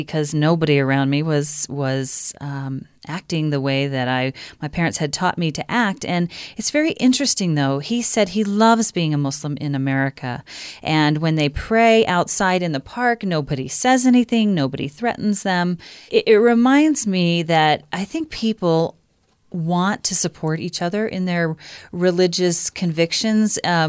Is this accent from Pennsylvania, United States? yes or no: yes; Pennsylvania, United States; I grew up in Pennsylvania and in the 80s